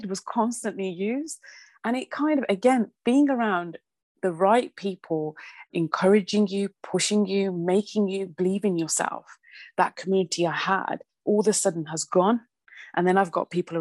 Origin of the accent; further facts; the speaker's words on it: Birmingham, West Midlands, United Kingdom; obviously I was from Birmingham